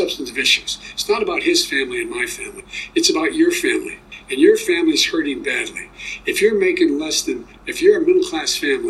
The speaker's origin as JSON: {"language": "English", "town": "Claymont", "region": "Delaware", "country": "United States", "tie": "born or raised there", "also_born_or_lived": "Scranton, Pennsylvania", "said": "the middle-class families like I grew up in Scranton and Claymont"}